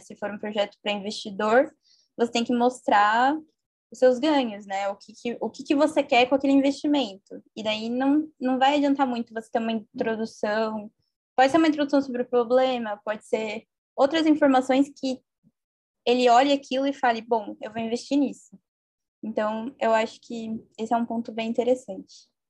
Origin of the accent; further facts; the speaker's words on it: interior of São Paulo, Brazil; sou do interior de São Paulo